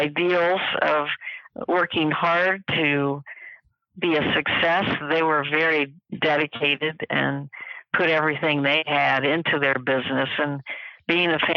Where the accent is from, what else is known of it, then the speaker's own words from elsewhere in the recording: Columbus, Ohio, United States; I'm a native of Columbus, Ohio. I still live here, so it is my hometown.